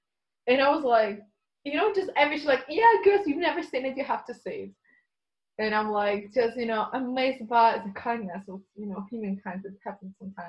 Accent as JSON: {"language": "English", "country": "Ukraine", "said": "I'm from Ukraine."}